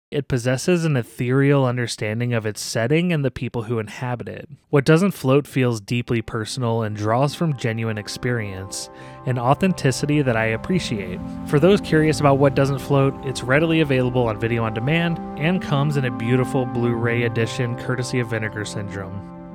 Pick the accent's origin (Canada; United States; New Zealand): New Zealand; I'm a journalist from New Zealand.